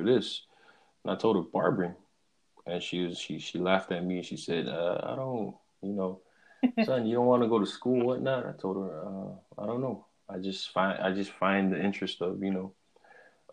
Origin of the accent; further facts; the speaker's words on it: Amanave, American Samoa; also born or lived in Hawaii; now in Oregon, United States; I'm from American Samoa, from the village of Amanave, the paradise